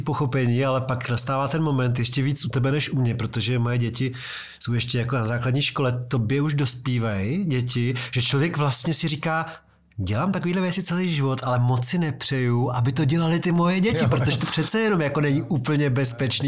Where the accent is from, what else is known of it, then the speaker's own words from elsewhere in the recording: Prague, Czechia; který jsem z Vysočan a denně jezdím přes Karlín do centra